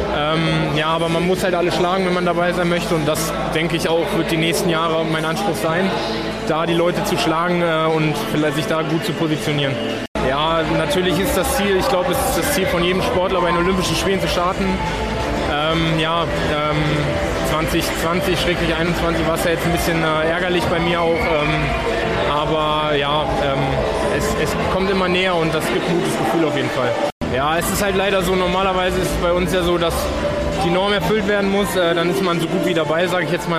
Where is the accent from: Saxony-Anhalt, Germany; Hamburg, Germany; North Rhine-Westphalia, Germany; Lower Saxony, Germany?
Lower Saxony, Germany; Hanover; Ich komme aus, äh, aus der Ecke von Hannover, bin, wohne jetzt